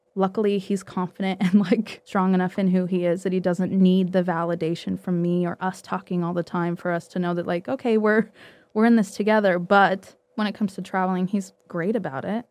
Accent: Utah, United States; moved away as an adult; we're both from Utah. I'd go home to visit family

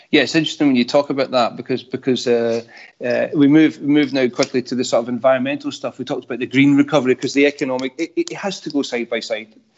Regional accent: Scotland, United Kingdom; accent: Scottish

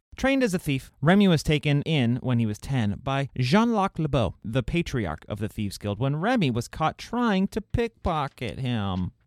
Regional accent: Scotland, United Kingdom; I'm Scottish.

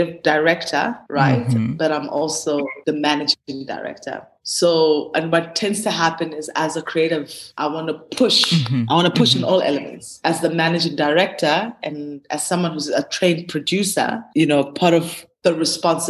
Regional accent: Gqeberha, Eastern Cape, South Africa; moved away; also born or lived in Mthatha, Transkei / Johannesburg; I grew up in the Eastern Cape, Ebai, which is now known as Gqeberha.

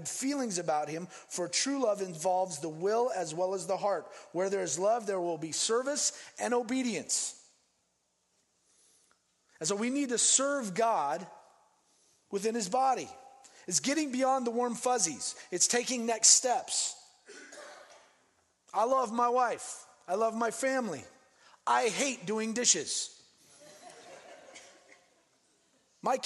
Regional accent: Denver, Colorado, United States; also born or lived in Phoenix, Arizona; now in Seattle, United States; I grew up in Denver, and on the 16th Street Mall

